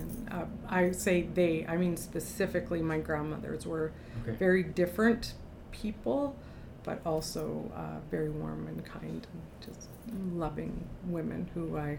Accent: Labrador City, Newfoundland and Labrador, Canada; also born or lived in Happy Valley-Goose Bay; We moved all over Newfoundland and Labrador and ended up in Western Labrador, a community called Labrador City.

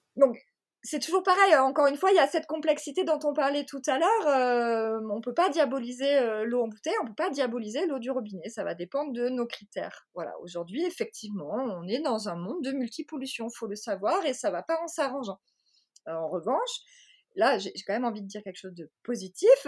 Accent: Marseille, Provence-Alpes-Côte d'Azur, France; je suis marseillaise

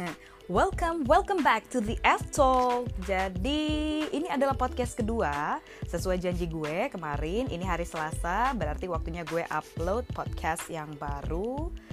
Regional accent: Medan, North Sumatra, Indonesia; now in Jakarta, Indonesia; Jadi sebagai anak rantau, seperti yang kalian tahu, aku dari Medan, uh, Sumatera Utara, dan sekarang aku di Jakarta bekerja dan juga sebelumnya kuliah di sini juga.

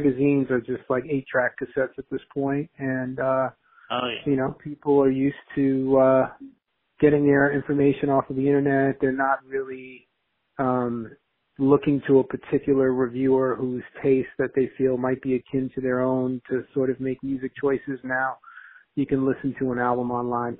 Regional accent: New York City, New York, United States; I grew up in Queens with a single mom from Haiti, in the hood

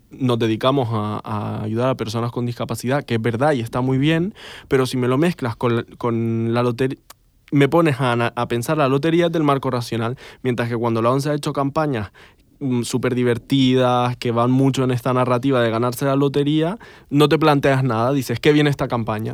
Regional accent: Canary Islands, Spain; que yo no sé hacer porque soy canario

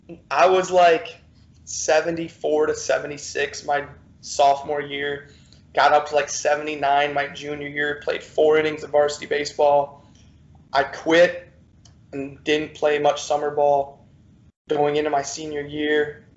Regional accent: Detroit, Michigan, United States; moved away as an adult; also born or lived in Kankakee, Illinois; now in New Orleans, United States; I'm originally from Metro Detroit area.

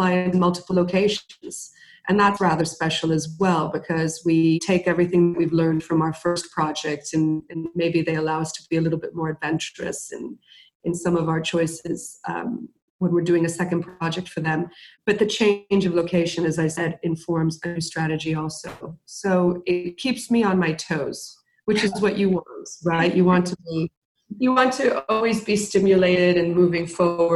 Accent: Miami, Florida, United States; moved away as an adult; also born or lived in Mexico; now in London, United Kingdom; My parents are Cuban. I was born in Mexico. I grew up in Miami. Now I'm based in London

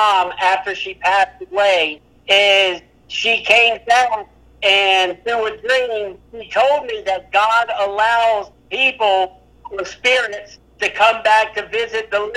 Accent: Fredericksburg, Virginia, United States; moved away; I'm originally from Fredericksburg, Virginia

